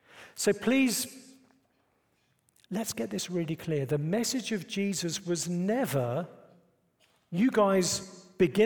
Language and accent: English; United Kingdom; moved away as an adult; now in United States; I'm British